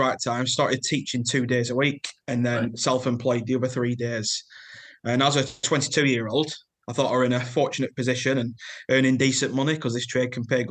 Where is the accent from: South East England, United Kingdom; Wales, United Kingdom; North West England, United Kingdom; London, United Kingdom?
North West England, United Kingdom; Lancashire; As you can tell from my accent, I'm from Lancashire.